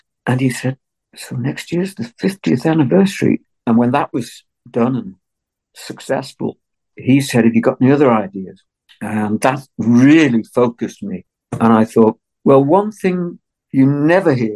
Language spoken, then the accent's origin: English; Liverpool, North West England, United Kingdom; also born or lived in Wirral; I was born and brought up in Liverpool, although I moved to the Wirral when I was young.